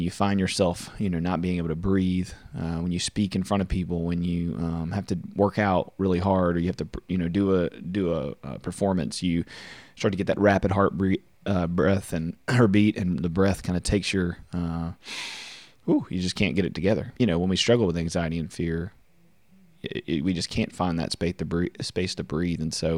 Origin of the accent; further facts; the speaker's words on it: Louisiana, United States; I'm from Central Louisiana. My parents divorced when I was about 8. My dad worked away a lot.